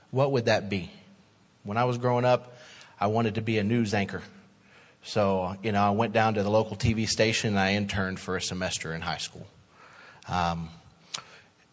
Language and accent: English; Little Rock, Arkansas, United States; born and raised in Little Rock